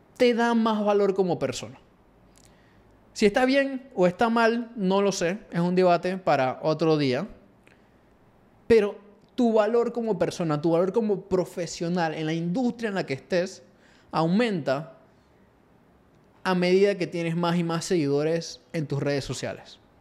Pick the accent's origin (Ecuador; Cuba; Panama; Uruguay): Panama; acá en Latinoamérica o Panamá, de donde soy yo